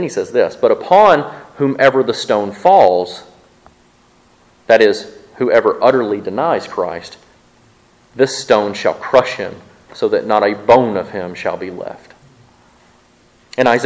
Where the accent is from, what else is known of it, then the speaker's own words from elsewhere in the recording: Mississippi, United States; accent: southern; I'm from Mississippi and we can't pronounce those words. But we try and our southern accent just comes through